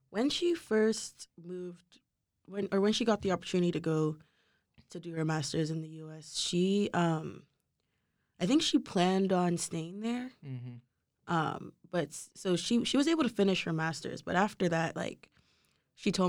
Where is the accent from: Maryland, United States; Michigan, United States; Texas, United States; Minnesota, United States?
Texas, United States; Houston; born there; So, I moved around a lot growing up. I was born in Houston